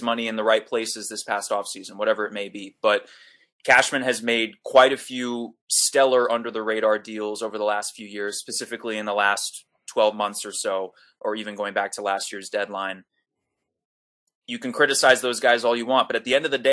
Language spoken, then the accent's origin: English; New York City, New York, United States; I grew up in Manhattan, a Yankee fan